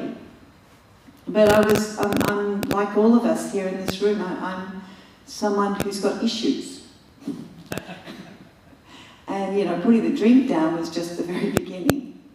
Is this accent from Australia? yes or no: yes; Australia; I'm Aussie